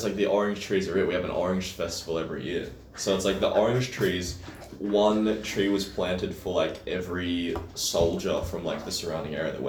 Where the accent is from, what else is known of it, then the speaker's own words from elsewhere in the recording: Bingara, New South Wales, Australia; now in Gold Coast, Australia; I grew up in Bingara.